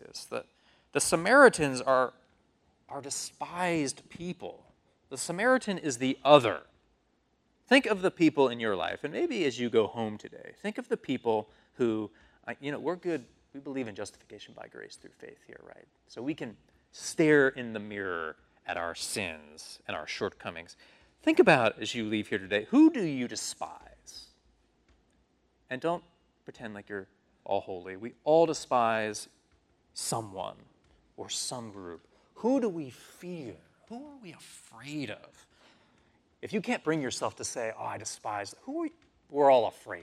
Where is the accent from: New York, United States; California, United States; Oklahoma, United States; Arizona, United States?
New York, United States; New York City; I'm from New York City